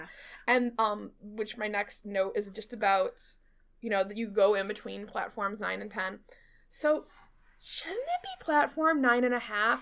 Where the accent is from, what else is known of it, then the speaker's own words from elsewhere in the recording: United States; I'm American